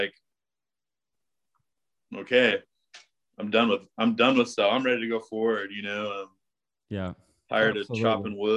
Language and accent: English; the Ozarks, Missouri, United States; also born or lived in New York City; now in Texas, United States; I grew up in Missouri in the Ozarks